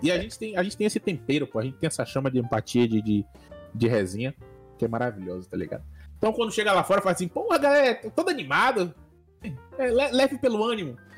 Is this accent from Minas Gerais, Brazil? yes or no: no; Salvador, Bahia, Brazil; Eu sou da Bahia, pra quem não sabe, eu sou de Salvador, Bahia, Brasil